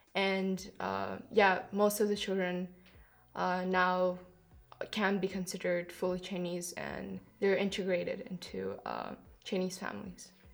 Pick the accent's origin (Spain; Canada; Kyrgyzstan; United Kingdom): Kyrgyzstan; moved away; I come from Kyrgyzstan.